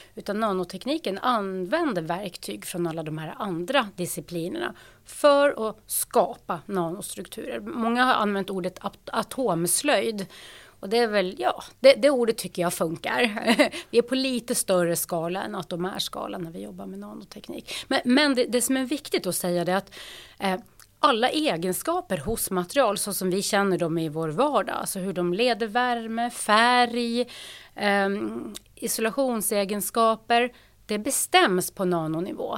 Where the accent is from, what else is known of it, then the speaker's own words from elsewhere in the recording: Lofoten, Nordland, Norway; Swedish is a second language; moved away as an adult; now in Uppsala, Sweden; Jag är född och uppvuxen i Lofoten i Nordnorge